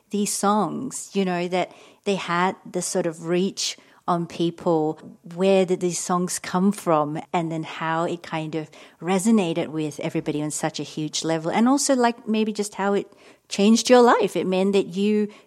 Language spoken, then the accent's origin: English; Singapore; now in London, United Kingdom; 90s and early 2000s, I moved to London from Singapore.